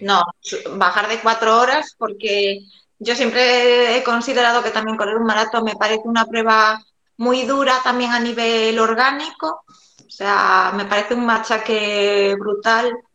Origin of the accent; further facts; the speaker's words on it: A Coruña, Galicia, Spain; soy de, de La Coruña